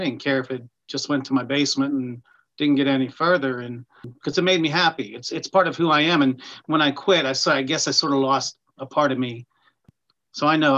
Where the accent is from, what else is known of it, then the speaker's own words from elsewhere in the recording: Pittsburgh, Pennsylvania, United States; also born or lived in Nashville; I'm actually from the Pittsburgh area.